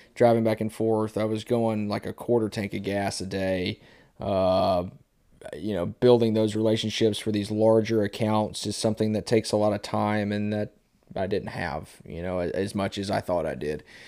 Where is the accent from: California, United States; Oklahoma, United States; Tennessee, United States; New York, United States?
Tennessee, United States; Bellevue; now in Dickson, United States; I grew up in Bellevue